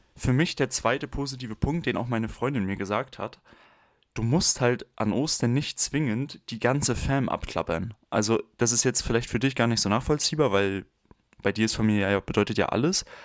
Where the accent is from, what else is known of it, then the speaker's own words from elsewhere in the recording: Mecklenburg-Vorpommern, Germany; moved away; ich hatte in der 9. Klasse noch nicht mein Handy, ich komme aus MV.